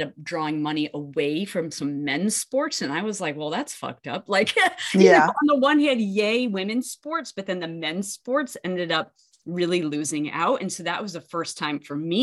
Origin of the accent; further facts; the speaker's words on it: New England, United States; I grew up in New England, which is also a place people assume that you ski.